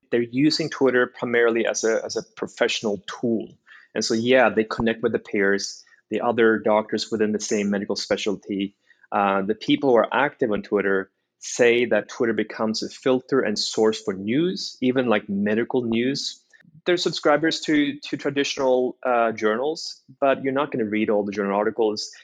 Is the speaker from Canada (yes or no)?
no; Norway; moved away as an adult; also born or lived in China; now in United States; I was born and raised in Norway